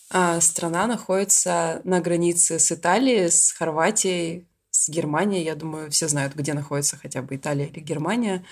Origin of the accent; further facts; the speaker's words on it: Syktyvkar, Komi Republic, Russia; moved away as an adult; also born or lived in Moscow; now in Ljubljana, Slovenia; Я из Сыктывкара, э, столице республики Коми